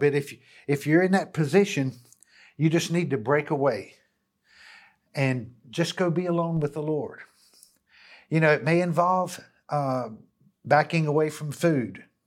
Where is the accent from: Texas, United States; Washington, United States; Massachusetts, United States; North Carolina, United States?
North Carolina, United States; Hickory; back to my hometown. And, uh, and here I am in the city of Hickory